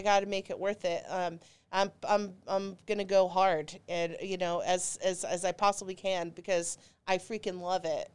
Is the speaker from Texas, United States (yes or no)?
yes; Dallas, Texas, United States; I grew up in Dallas, Texas